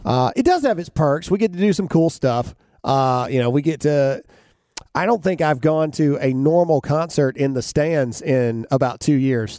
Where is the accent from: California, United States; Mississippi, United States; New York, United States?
Mississippi, United States; I'm from Mississippi. I'm a redneck from, from nowhere in Mississippi.